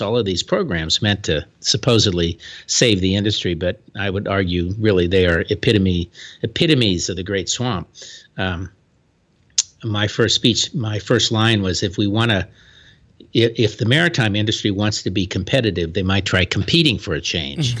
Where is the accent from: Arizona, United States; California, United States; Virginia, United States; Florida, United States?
Florida, United States; my home state, the Florida